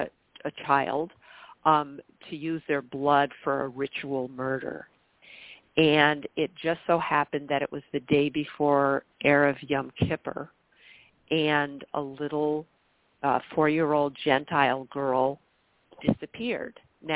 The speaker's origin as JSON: {"language": "English", "region": "New York", "country": "United States", "tie": "born or raised there", "said": "in my hometown, a little, you know, a village on the Canadian border of New York State, right on the St. Lawrence River"}